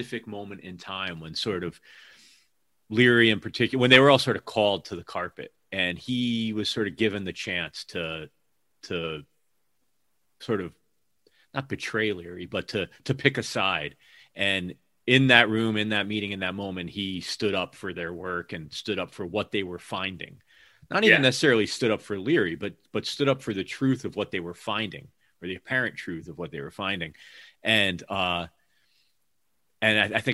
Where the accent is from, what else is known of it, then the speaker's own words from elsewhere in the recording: Hamden, Connecticut, United States; also born or lived in New York City; now in Seattle, United States; I'm from Hamden